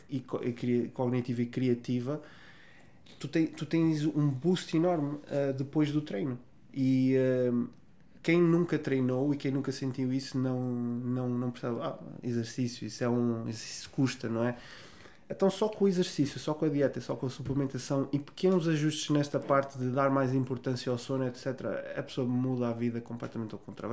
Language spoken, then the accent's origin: Portuguese; Vila Real, Norte, Portugal; Da minha cidade, Vila Real, onde eu nasci.